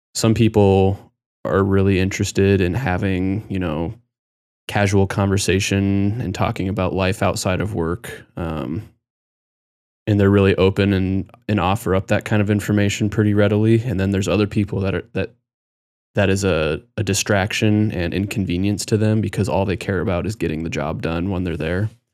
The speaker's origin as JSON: {"language": "English", "region": "Nebraska", "country": "United States", "tie": "born or raised there", "also_born_or_lived": "Colorado", "said": "my sister and I, when we moved to Nebraska when we were really young, I, I was going into, like, second grade"}